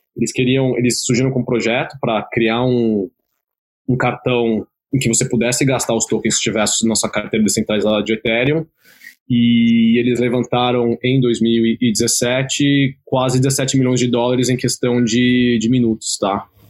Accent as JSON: {"language": "Portuguese", "country": "Brazil", "tie": "born or raised there", "said": "eu sou brasileiro, nasci e cresci aqui no Brasil"}